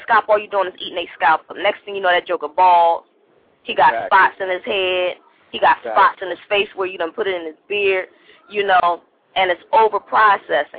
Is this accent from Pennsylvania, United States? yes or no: yes; Philadelphia, Pennsylvania, United States; I'm from Philly